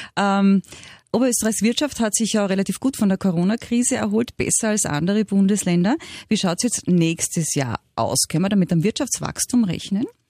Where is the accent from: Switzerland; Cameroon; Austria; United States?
Austria; bei uns in Österreich